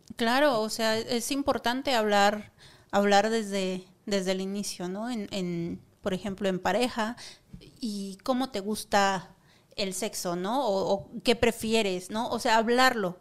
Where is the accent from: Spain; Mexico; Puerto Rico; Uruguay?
Mexico; Monterrey, Nuevo León; now in Mexico City, Mexico; soy originaria de Monterrey